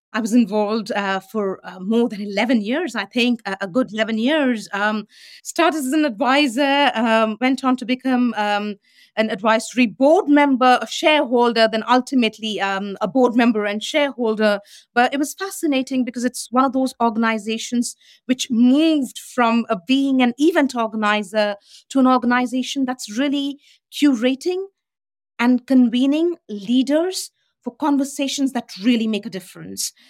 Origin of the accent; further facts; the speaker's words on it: Delhi, India; moved away; the Delhi I grew up